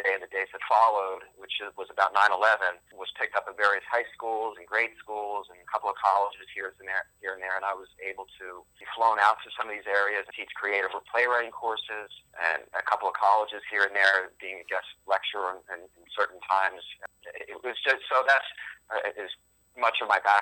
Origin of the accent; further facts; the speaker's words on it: Philadelphia, Pennsylvania, United States; moved away as an adult; also born or lived in Los Angeles; now in New York City, United States; I spent my childhood years all through in the Philadelphia area